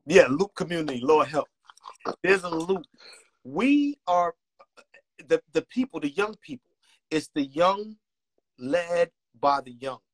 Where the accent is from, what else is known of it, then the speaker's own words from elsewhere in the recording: New York City, New York, United States; I was born and raised in Marcy Projects